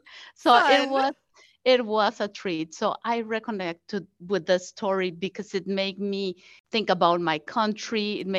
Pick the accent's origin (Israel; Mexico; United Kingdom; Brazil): Mexico; Mexico City; moved away as an adult; now in United States; I grew up in Mexico City